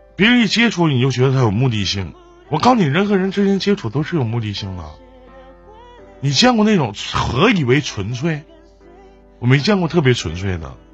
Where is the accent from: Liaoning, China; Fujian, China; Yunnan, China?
Liaoning, China; Shenyang; 我是沈阳的